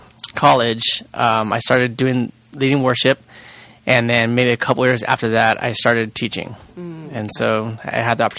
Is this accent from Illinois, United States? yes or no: no; Rancho Cucamonga, California, United States; moved away as an adult; now in San Diego, United States; I grew up in Ranch Cucamonga, which is about 2 hours north of here